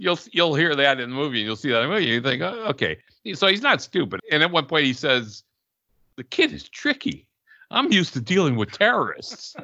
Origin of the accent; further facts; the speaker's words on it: Chicago, Illinois, United States; we're from Chicago